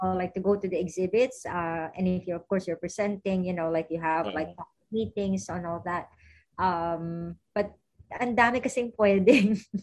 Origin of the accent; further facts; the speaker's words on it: Philippines; moved away as an adult; now in United States; we are Filipino PTs.